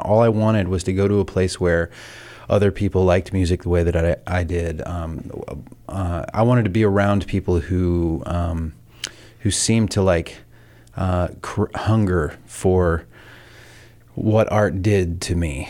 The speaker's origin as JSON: {"language": "English", "region": "the South", "country": "United States", "tie": "born or raised there", "said": "I grew up in the South in, in a small town"}